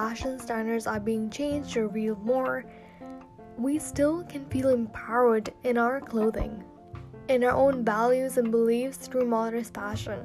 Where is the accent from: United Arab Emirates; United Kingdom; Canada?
United Arab Emirates; Dubai; I was born and raised in Dubai, UAE, but my nationality and the roots are basically from Pakistan